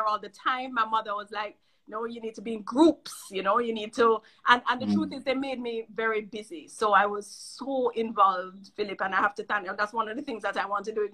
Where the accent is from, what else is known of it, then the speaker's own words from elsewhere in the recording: Jamaica; I'm from Jamaica, but I'm here for a year